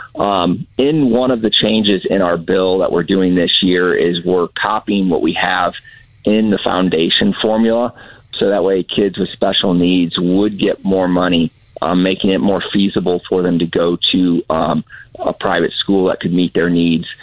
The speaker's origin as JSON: {"language": "English", "town": "St. Louis", "region": "Missouri", "country": "United States", "said": "I'm from the St. Louis area"}